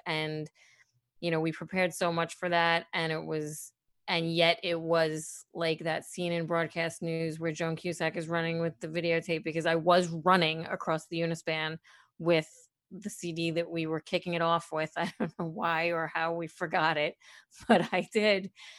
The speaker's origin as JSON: {"language": "English", "town": "Brooklyn", "region": "New York", "country": "United States", "tie": "born or raised there", "said": "being someone born and raised in Brooklyn, you say mother and father instead of mother and father."}